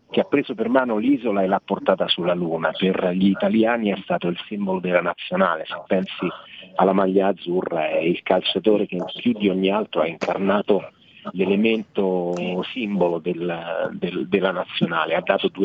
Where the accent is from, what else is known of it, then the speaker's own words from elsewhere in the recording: Rome, Lazio, Italy; io che sono romano, nato alla Garbatella in uno dei quartieri più belli, forse il più bel quartiere di Roma, Roma.